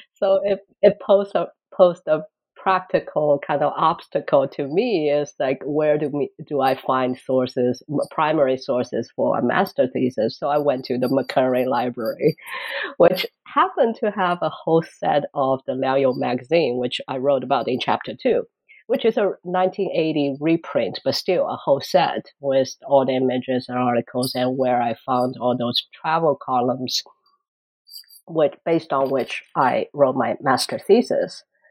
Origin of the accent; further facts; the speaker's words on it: Shanghai, China; moved away as an adult; now in Boston, United States; I came from Shanghai. actually born in Shanghai. went to college in Shanghai. Kind of never left the town until I graduated college